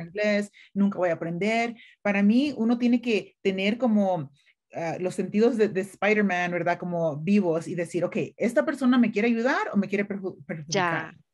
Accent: El Salvador; now in United States; yo crecí en una finca en El Salvador

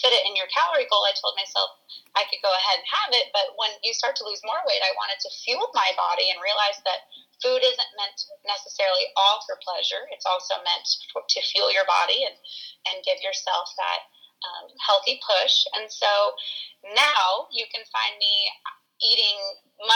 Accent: San Diego, California, United States; now in Missouri, United States; I was born and raised in San Diego, California, but my family moved to Missouri

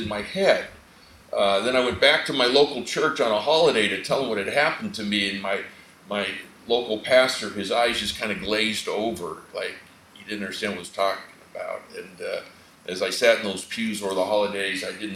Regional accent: Phoenix, Arizona, United States; I'm from Phoenix, Arizona

